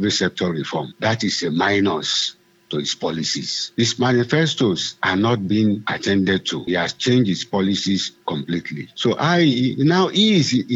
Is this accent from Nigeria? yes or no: yes; Nigeria; I'm a Nigerian, I'm an affectionate citizen